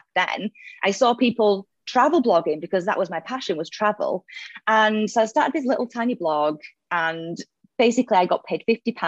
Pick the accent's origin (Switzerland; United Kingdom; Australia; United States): United Kingdom; Leeds, Yorkshire and the Humber; moved away as an adult; now in Dubai, United Arab Emirates; I'm originally from Leeds in the UK. You might notice the accent